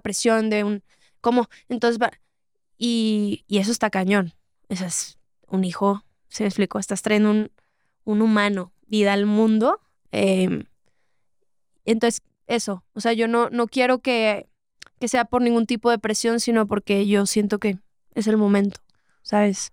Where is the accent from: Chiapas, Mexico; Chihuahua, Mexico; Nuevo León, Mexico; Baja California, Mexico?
Nuevo León, Mexico; Monterrey; yo que soy de Monterrey